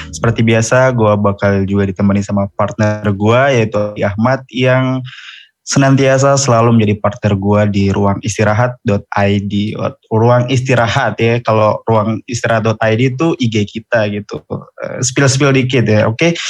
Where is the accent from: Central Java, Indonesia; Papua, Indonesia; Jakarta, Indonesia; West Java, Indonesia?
Papua, Indonesia; Jayapura; Oke, jadi gue asalnya dari Jayapura. Tahu nggak nih Jayapura di mana tuh?